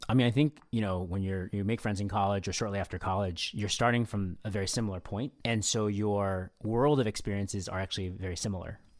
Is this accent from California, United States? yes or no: yes; SF Bay Area, California, United States; I grew up in the S F Bay area, um, actually with Phil, um, but I also live there now